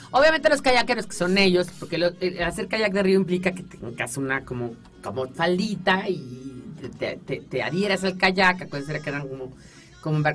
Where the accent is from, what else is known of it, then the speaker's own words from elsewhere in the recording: San Luis Potosí, Mexico; hablando de San Luis Potosí. Yo soy de San Luis Potosí, del barrio de...